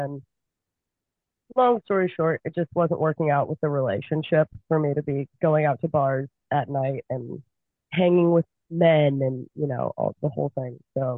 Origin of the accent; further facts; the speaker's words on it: Michigan, United States; 4 or 5 months on, 8 months off in Michigan, especially. I'm from Michigan.